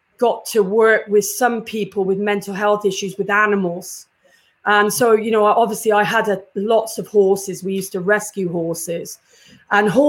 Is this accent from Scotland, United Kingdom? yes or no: no; Cheltenham, South West England, United Kingdom; moved away as an adult; now in Canada; I am from Cheltenham, and yeah, that was my home where I was born